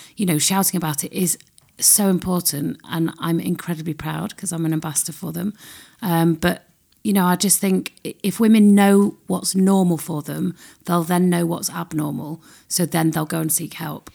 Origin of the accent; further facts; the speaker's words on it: United Kingdom; We're very British